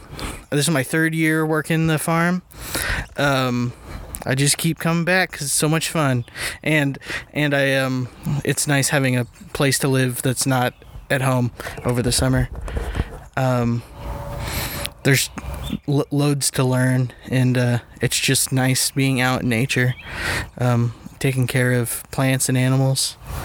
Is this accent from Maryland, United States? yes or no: no; Aledo, Illinois, United States; I'm from Aledo, which is like 30 minutes from here.